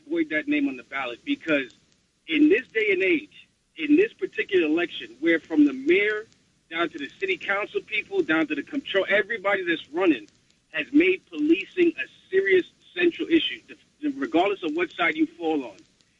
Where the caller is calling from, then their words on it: New York City, New York, United States; I'm calling from the Bronx